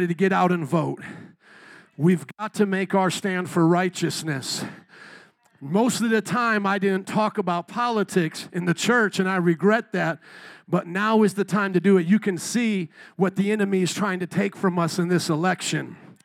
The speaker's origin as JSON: {"language": "English", "country": "United States", "said": "We as American citizens"}